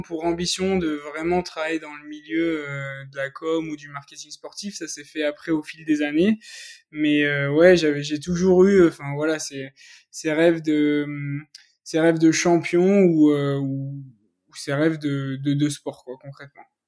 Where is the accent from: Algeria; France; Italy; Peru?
France; Clermont-Ferrand, Auvergne-Rhône-Alpes; je suis originaire de Clermont-Ferrand